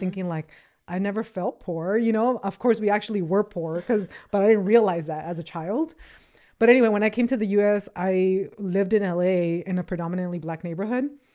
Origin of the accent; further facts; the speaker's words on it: Acapulco, Guerrero, Mexico; also born or lived in Los Angeles, United States; now in United States; I was born in the, in L A, but I was raised in Mexico, in Acapulco